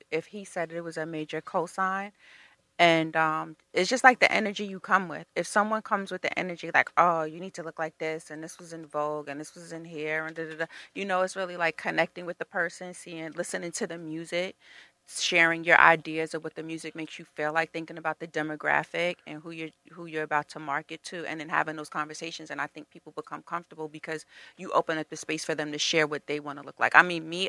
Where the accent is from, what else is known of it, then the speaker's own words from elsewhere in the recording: Mount Vernon, New York, United States; we're both from Mount Vernon